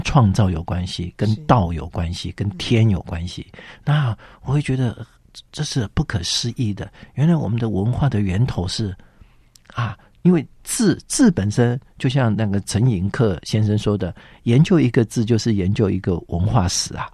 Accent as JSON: {"language": "Chinese", "town": "Zhongli", "region": "Taoyuan", "country": "Taiwan", "tie": "born or raised there", "said": "小时候是在中立，啊，中立的长老会要接触到福音的种子"}